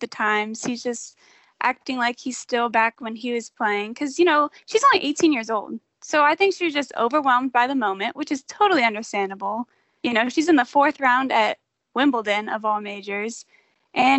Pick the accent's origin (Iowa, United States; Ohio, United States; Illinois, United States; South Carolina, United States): Ohio, United States; Columbus; I was born and raised in Columbus.